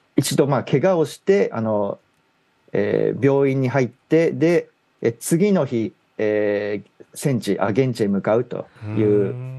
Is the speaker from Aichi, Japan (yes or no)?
no; Gunma, Japan; 私地元群馬なんですけども